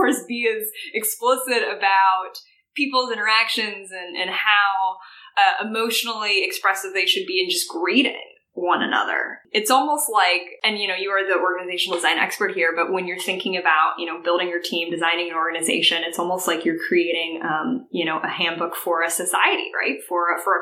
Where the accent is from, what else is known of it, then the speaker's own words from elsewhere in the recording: Midwest, United States; also born or lived in Georgia; I was born in Georgia and live most of my life in the Midwest